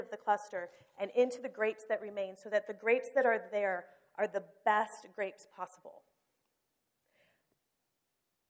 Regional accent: Toledo, Ohio, United States; moved away as an adult; now in Florida, United States; God moved John and me from our hometown where we had lived our entire lives with our family and friends

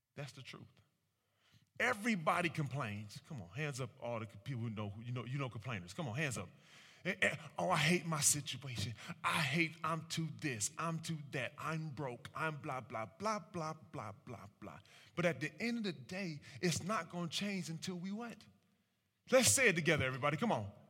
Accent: Cleveland, Ohio, United States; I'm born and raised in Cleveland, Ohio.

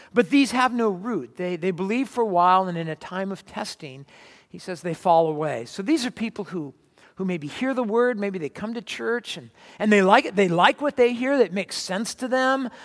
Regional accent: California, United States; Where I grew up in California, we had, uh, red clay

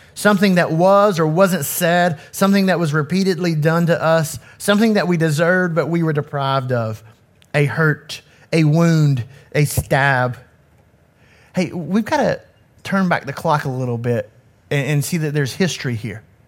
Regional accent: Knoxville, Tennessee, United States; I grew up in Knoxville in an inner city community

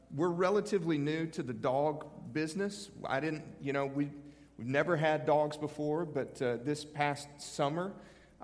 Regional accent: Canyon, Texas, United States; now in Nashville, United States; I was born in Texas. Not terribly far from here.

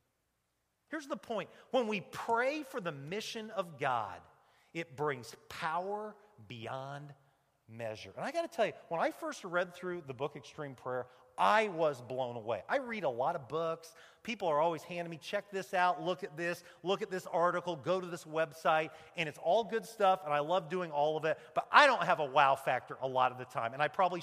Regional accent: United States; the American preacher

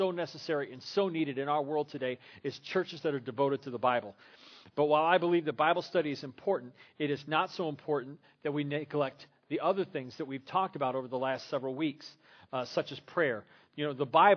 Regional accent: Crown Point, Indiana, United States; also born or lived in Terre Haute, Indiana / Lincoln, Illinois / Atwood, Illinois / Forest Lake, Minnesota; now in Griffith, United States; I grew up at First Christian Church in Crown Point, Indiana

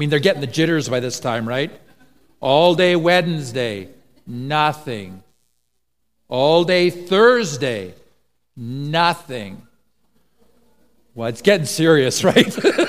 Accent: Eswatini; now in Canada; then my parents went on to be missionaries in Swaziland, and so I grew up in Swaziland, and then eventually they emigrated to Canada, and so that's why we find ourselves here.

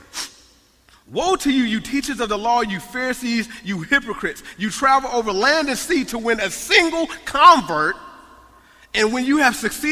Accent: United States; I love being American

